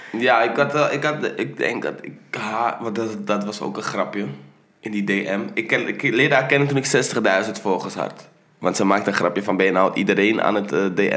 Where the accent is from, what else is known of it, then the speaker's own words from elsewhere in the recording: Netherlands; ik ben in Nederland geboren